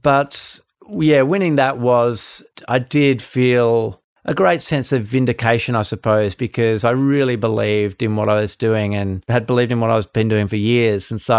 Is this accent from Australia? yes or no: yes; Australia; I think that's just a characteristic of being Australian, being in a relatively small country, and kind of Australian attitude towards things.